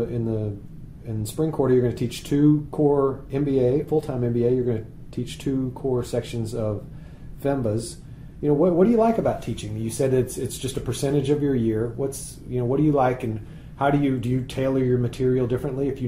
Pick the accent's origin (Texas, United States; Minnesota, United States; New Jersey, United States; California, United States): Texas, United States; moved away as an adult; also born or lived in Chicago; as a Texan